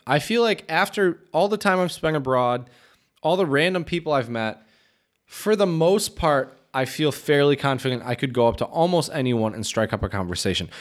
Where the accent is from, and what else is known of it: United States